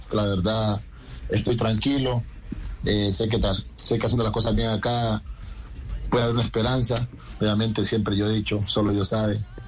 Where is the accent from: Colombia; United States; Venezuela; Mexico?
Colombia; moved away as an adult; also born or lived in Argentina; now in Spain; como colombiano